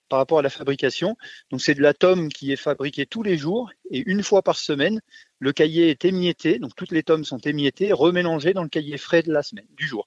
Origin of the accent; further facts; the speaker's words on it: Normandy, France; moved away; je suis pas du pays, hein, je suis normand